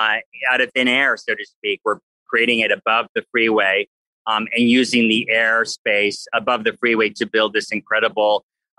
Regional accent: Los Angeles, California, United States; I'm from Los Angeles. I'm an Angeleno at heart, born and raised

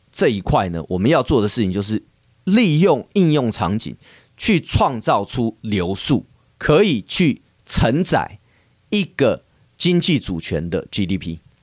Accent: Taiwan; 我们台湾人呢是非常喜欢这个日本的，呃，产品、服务、旅游、文化这些

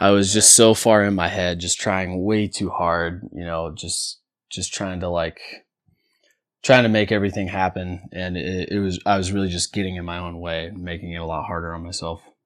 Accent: near the California border, United States; also born or lived in Sacramento, California; so I was born in Sacramento, California, and then, uh, when I was one year old, um, my folks, they didn't wanna raise their kids in the city, so we moved to a really small, small town, um, about, um, clo-, about an hour south of Ashland, so just right into the California border.

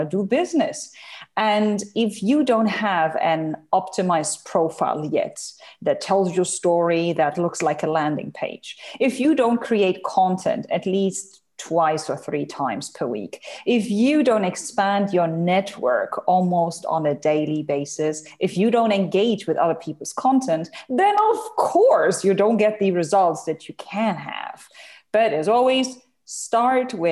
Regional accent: Germany; moved away as an adult; now in Dubai, United Arab Emirates; I'm originally from Germany. I live in the United Arab Emirates in Dubai. I'm here since 2008

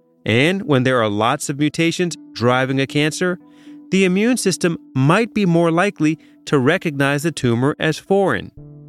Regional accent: Chicago, Illinois, United States; born there; I was born in Chicago in a hospital called Michael Reese Hospital, which I'm not sure if it's still around.

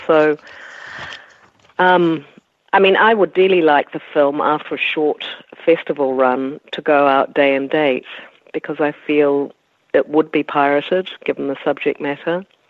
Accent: New Zealand; as a New Zealander

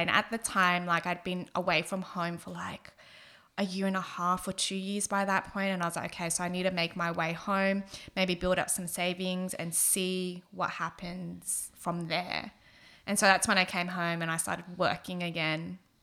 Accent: Sydney, New South Wales, Australia; I'm originally from Southwest Sydney, like growing up in the community that I did

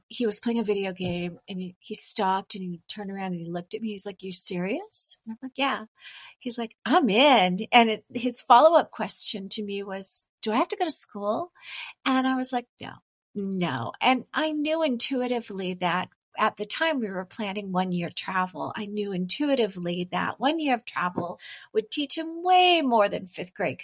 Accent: California, United States; moved away as an adult; I'm originally from California

